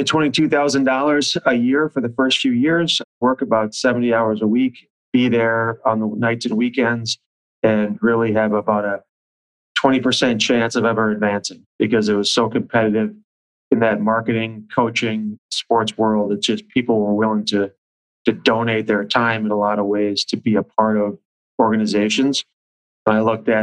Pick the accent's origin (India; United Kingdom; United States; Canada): United States; Bloomington, Minnesota; I grew up in Bloomington and I still live in Bloomington.